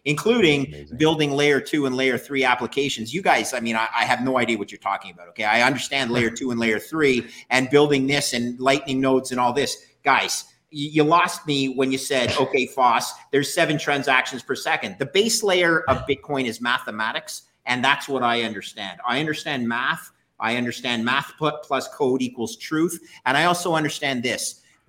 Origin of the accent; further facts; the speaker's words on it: Canada; I'm Canadian.